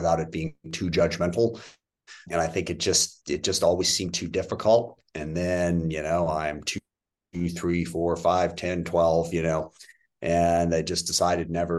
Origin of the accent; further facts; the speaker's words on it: SeaTac, Washington, United States; I grew up in the SeaTac area south of Seattle.